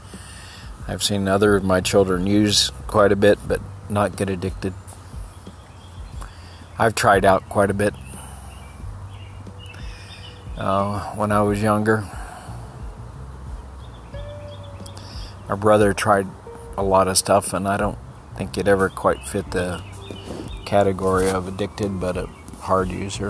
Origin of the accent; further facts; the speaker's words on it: El Paso, Texas, United States; now in Maryland, United States; I grew up in El Paso